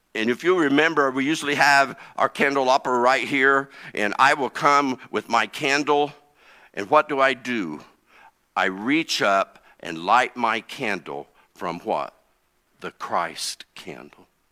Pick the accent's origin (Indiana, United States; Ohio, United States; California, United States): Indiana, United States; East Central; I grew up in East Central Indiana.